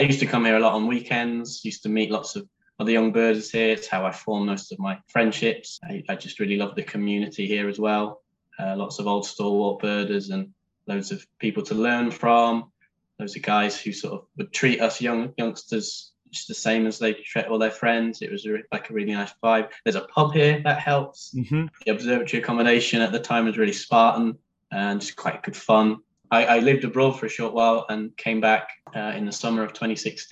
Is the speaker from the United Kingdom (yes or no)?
yes; Harrogate, Yorkshire and the Humber, United Kingdom; I grew up in Harrogate, which is very near the red kite release site.